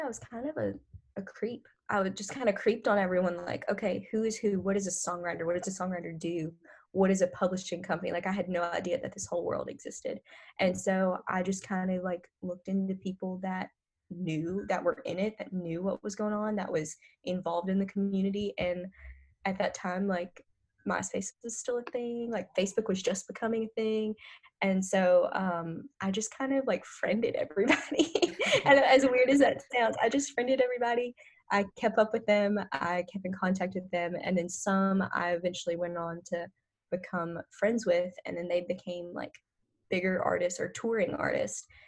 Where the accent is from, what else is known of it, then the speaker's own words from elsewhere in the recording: North Louisiana, United States; moved away; I'm from North Louisiana